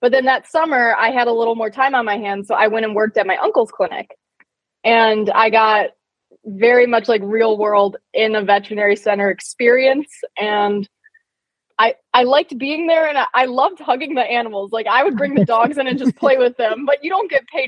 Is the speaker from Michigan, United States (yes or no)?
yes; Michigan, United States; I'm from Michigan